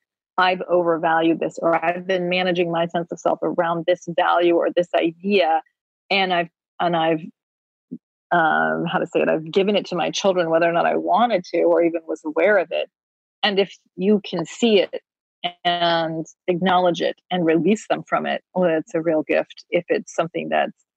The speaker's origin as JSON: {"language": "English", "region": "Vermont", "country": "United States", "tie": "born or raised there", "said": "I grew up in Vermont"}